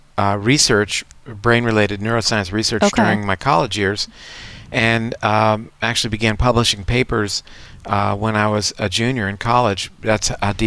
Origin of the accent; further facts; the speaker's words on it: Coral Gables, Florida, United States; I grew up in Coral Gables, Florida, which was at that time the home of the National Hurricane Center